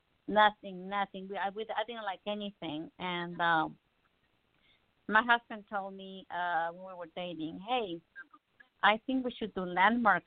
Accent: Mexico City, Mexico; moved away; I can teach you Spanish. I'm from Mexico City.

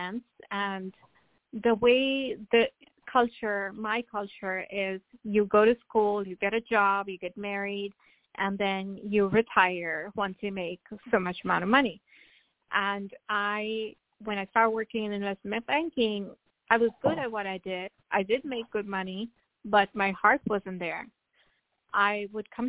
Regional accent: India; now in Atlanta, United States; growing up in India, I grew up with my grandmother

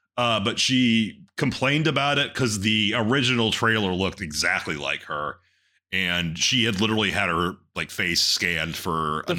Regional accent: Texas, United States; trust me, I'm from Texas.

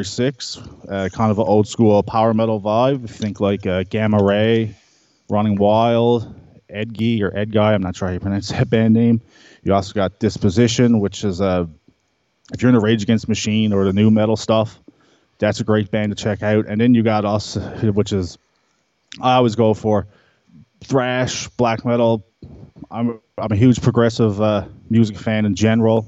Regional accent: Bonavista, Newfoundland and Labrador, Canada; growing up in Bonavista, there's not really much access

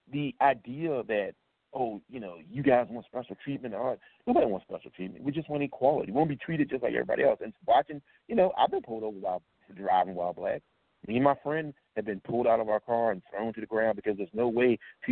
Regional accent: Virginia, United States; I grew up in Virginia

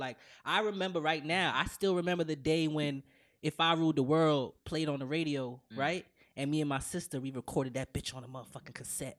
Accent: Jamaica; Nigga, I'm Jamaican too, my nigga.

